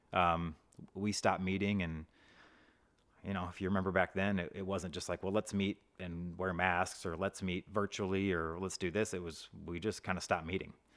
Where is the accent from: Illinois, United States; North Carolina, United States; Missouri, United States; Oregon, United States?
Missouri, United States; Hazelwood; also born or lived in Mississippi; now in Saint Charles, United States; I grew up in Hazelwood